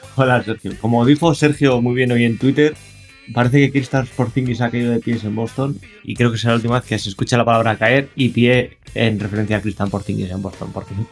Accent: Castile and León, Spain; yo soy de zona miner

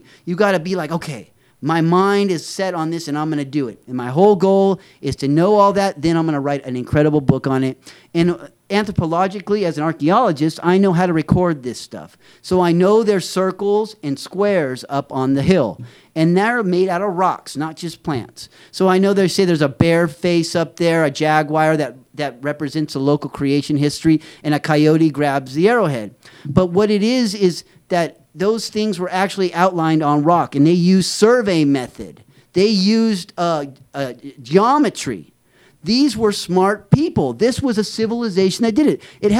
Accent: San Felipe, Baja California, Mexico; now in United States; And it reminds me of my days in Mexico because I grew up partially in Mexico, in San Felipe, where we have a beach house, which we still have to this day.

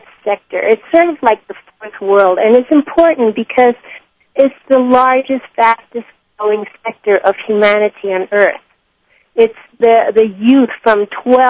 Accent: Mexico; I was raised in Mexico. I arrived when I was 5.

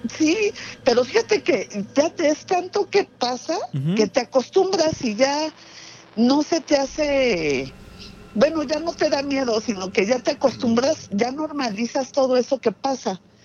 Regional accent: Mexico City, Mexico; yo soy de Ciudad de México, de, de, Rosario

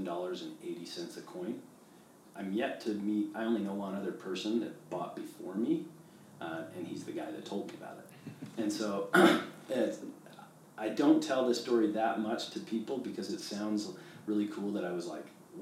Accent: Canada; moved away; I grew up in Canada

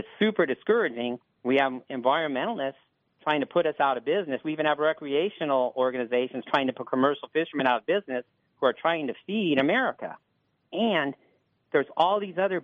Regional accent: San Diego, California, United States; I want to fish out of my hometown

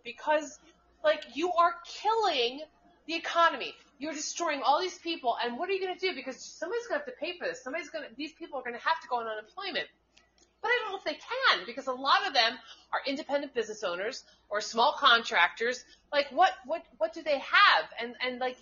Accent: United States; also born or lived in New York City, United States; the town I grew up in Suncanic

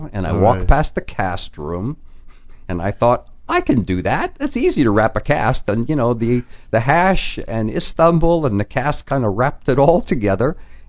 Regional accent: New York City, New York, United States; moved away as an adult; also born or lived in Milwaukee; No, I was born in the Bronx. In New York. Yeah. And I grew up in New York.

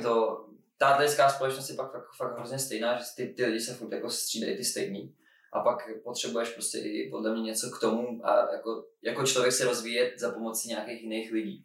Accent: Czechia; jako Čech

